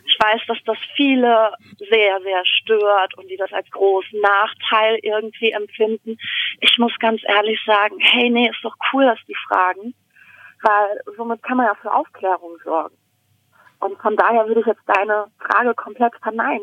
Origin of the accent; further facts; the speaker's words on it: Germany; bei uns in Deutschland